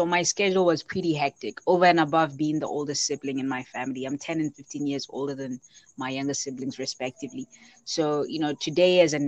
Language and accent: English; Botswana; I come from Botswana